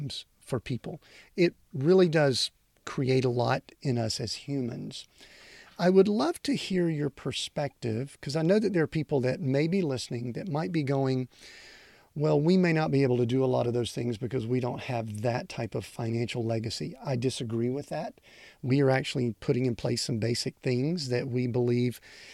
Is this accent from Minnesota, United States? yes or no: no; outside of Atlanta, Georgia, United States; I grew up outside of Atlanta where Emory University is there